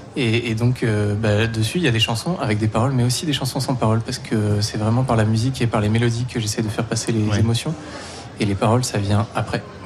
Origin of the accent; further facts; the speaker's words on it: Provence-Alpes-Côte d'Azur, France; je viens de Provence, euh, de l'ensemble en provence petit village en Provence.